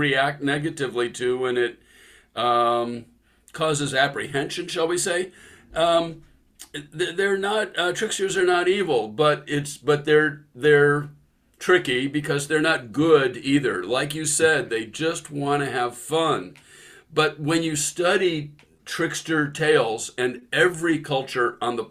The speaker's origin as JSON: {"language": "English", "area": "San Francisco Bay Area", "region": "California", "country": "United States", "tie": "born or raised there", "moved": "yes", "lives_now": "Seattle, United States", "said": "I grew up in the San Francisco Bay Area"}